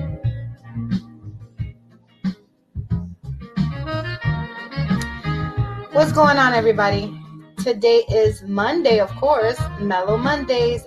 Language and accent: English; New York City, New York, United States; also born or lived in Brooklyn / Bronx; I was born in Brooklyn, raised in Washington Heights, and now I live in the Bronx